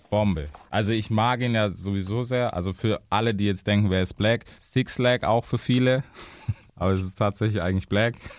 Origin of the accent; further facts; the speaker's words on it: United States; now in Germany; bei uns in Amerika